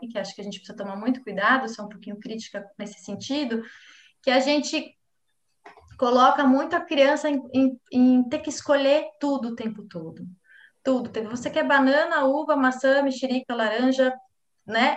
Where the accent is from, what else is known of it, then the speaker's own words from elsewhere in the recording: São Paulo, Brazil; moved away as an adult; now in Florianópolis, Brazil; eu sou natural de São Paulo, mas eu vim morar em Florianópolis é, com 19 anos